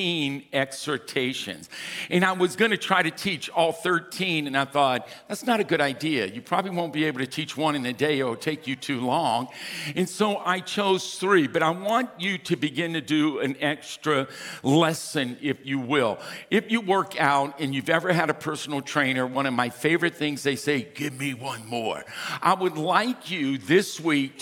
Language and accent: English; Louisiana, United States; now in California, United States; We're fifth cousins. We're from Louisiana